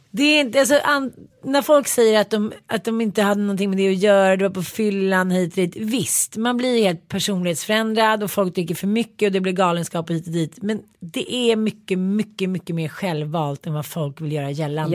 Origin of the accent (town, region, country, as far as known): Sweden